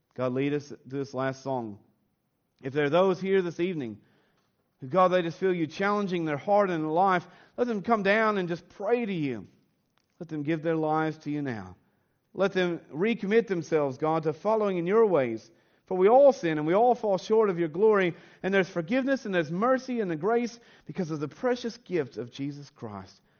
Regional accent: United States; moved away; growing up in the United States

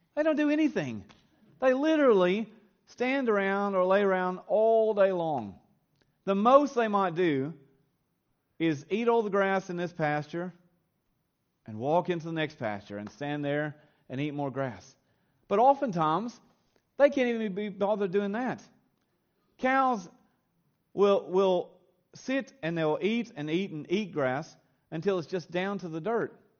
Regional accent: Kentucky, United States; moved away as an adult; now in Australia; I was raised on a, a small little farm in a simple little town in the hills of Kentucky, in the good old U.S. of A.

